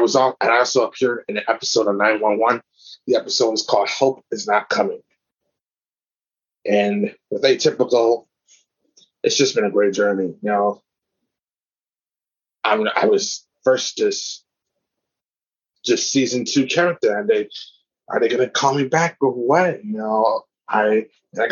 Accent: Inglewood, California, United States; I was born in Inglewood, California

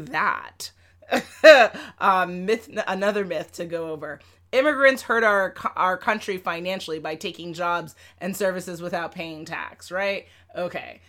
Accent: New York City, New York, United States; I grew up in Manhattan, Lower East Side of Manhattan

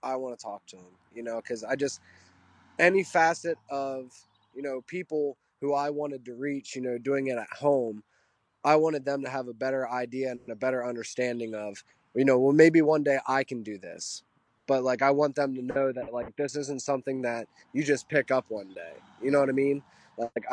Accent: Pennsylvania, United States; I grew up very simple in Pennsylvania.

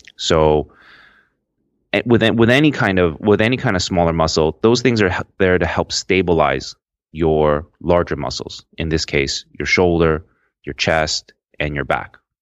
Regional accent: Toronto, Ontario, Canada; I'm, I'm from Toronto, Canada

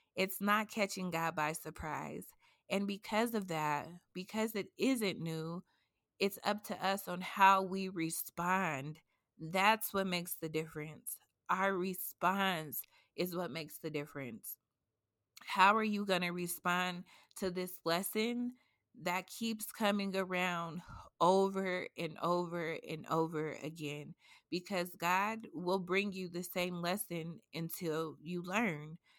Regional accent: Colorado, United States; I'm a native from Colorado

